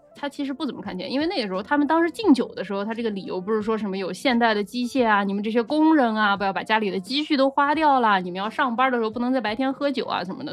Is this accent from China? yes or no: yes; Nanjing, Jiangsu, China; 我们南京人嘛